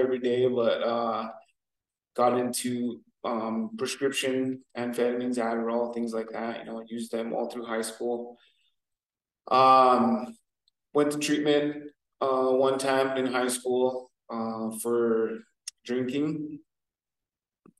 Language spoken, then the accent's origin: English; Fort Peck Indian Reservation, Montana, United States; I grew up in Fort Peck Indian Reservation